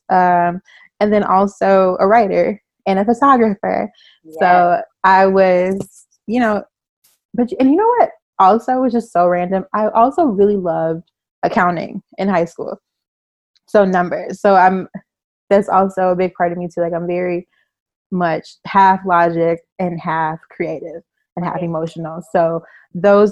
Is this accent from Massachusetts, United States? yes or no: no; Chicago, Illinois, United States; moved away as an adult; also born or lived in San Francisco Bay Area, California; now in California, United States; I am from the Bay Area. I'm from Northern California. I moved to Chicago when I was in third grade. And then I moved back to California after college.